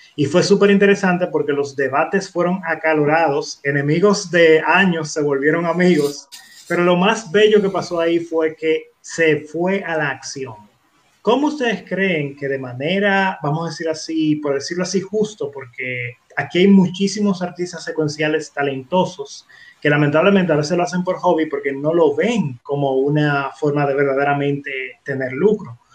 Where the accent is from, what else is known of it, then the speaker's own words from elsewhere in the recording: Dominican Republic; los dominicanos